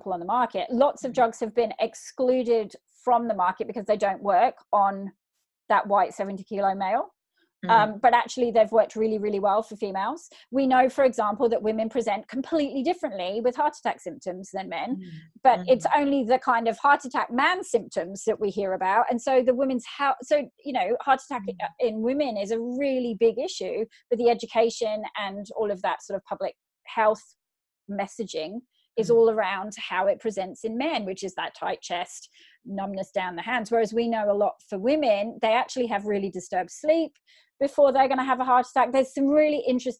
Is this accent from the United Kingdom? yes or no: yes; England, United Kingdom; now in Australia; I'm from England originally